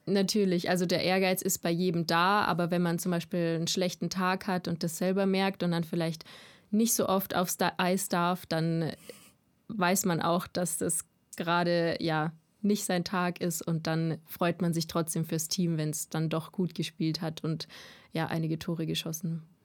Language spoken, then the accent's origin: German; Landshut, Bavaria, Germany; also born or lived in Munich, Germany; ich bin 23 Jahre alt, komme aus Landshut